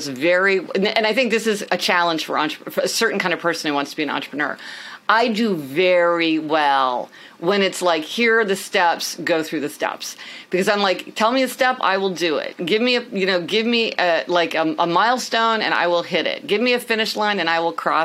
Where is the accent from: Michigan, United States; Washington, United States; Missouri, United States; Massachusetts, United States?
Missouri, United States; Kansas City; moved away as an adult; also born or lived in New Haven, Connecticut; now in New York City, United States; I am actually from Kansas City.